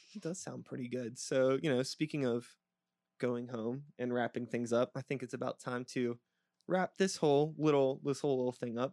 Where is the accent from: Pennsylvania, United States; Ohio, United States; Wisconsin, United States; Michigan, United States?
Pennsylvania, United States; Pittsburgh; I'm an O G, uh, Pittsburgh kid, uh, you know, sixty-one A into Oakland when I was a little shithead growing up in Swiss Vale